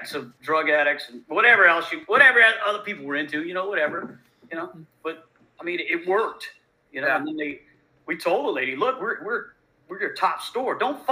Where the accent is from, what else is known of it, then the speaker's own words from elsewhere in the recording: Louisiana, United States; I'm from Louisiana